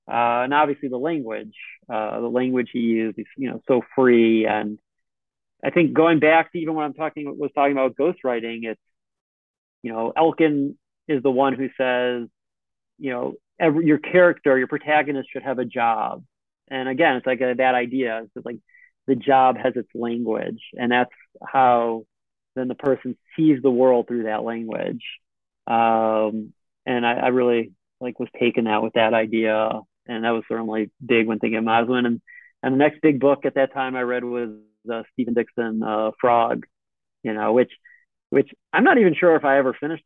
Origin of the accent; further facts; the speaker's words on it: Israel; moved away as an adult; also born or lived in United States; I'm from Israel